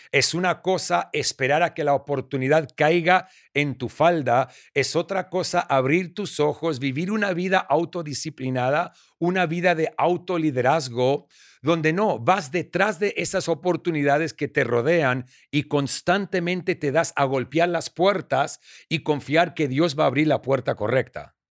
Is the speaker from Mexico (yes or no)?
no; Argentina; moved away; also born or lived in Australia; soy argentino australiano